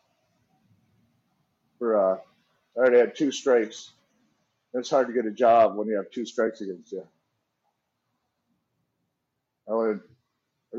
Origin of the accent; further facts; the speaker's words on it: Wisconsin, United States; moved away as an adult; now in Seattle, United States; I'm from Wisconsin, a little farm town, southwest corner.